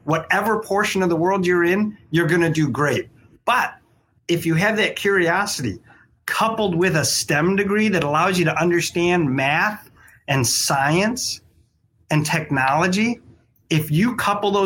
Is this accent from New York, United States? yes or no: yes; Syracuse, New York, United States; now in Michigan, United States; I grew up in Syracuse, New York, so I'm used to snow